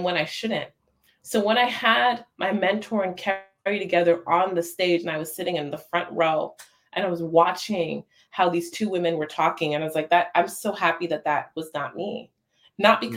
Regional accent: New York City, New York, United States; I'm from the Bronx

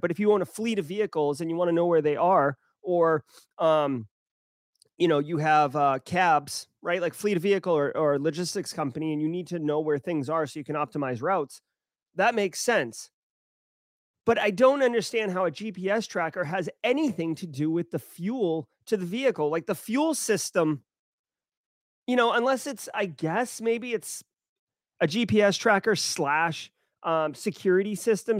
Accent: Boston, Massachusetts, United States; I am from Boston, uh, so, like, I have Massachusetts upbringings

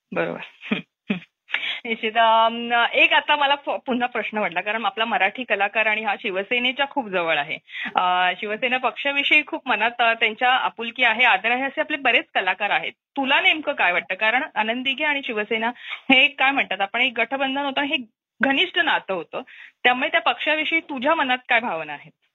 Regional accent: Thane, Maharashtra, India; मी ठाणेकर आहे

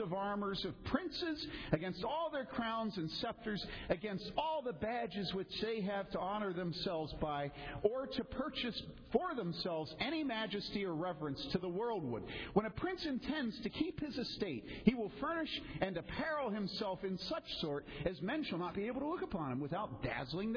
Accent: DuPage County, Illinois, United States; I grew up there. I grew up in DuPage County

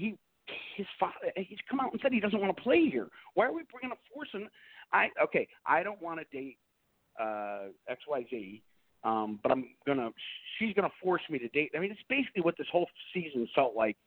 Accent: Pennsylvania, United States; also born or lived in Boston area; now in Boston, United States; I come from Pennsylvania

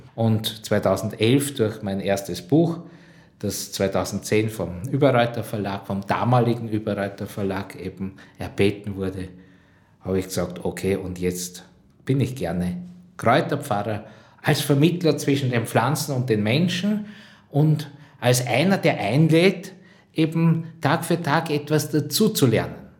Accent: Drosendorf, Lower Austria, Austria; Ich bin zu Hause im Waldviertel aufgewachsen, äh, genau in der Stadt Drosendorf, das ist meine Heimat

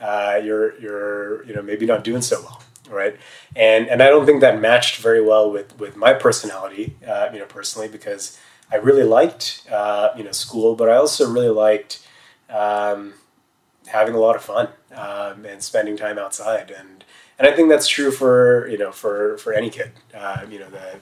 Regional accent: Bay Area, California, United States; growing up in the Bay Area

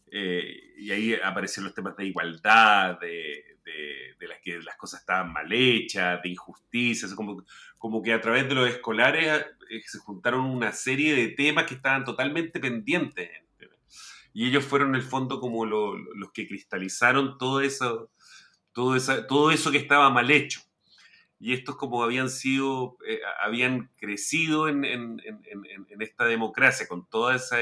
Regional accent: Chile; also born or lived in La Reina, Santiago; somos chilenos

